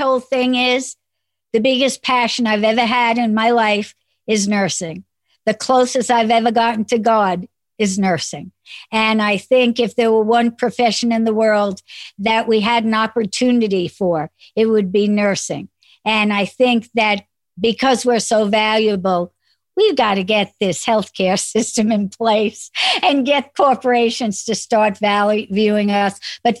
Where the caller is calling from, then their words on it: Texas, United States; I am calling from Texas.